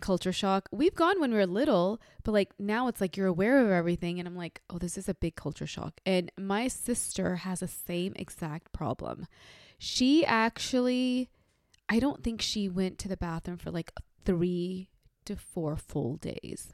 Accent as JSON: {"language": "English", "region": "North India", "country": "India", "moved": "yes", "said": "I'm from North India"}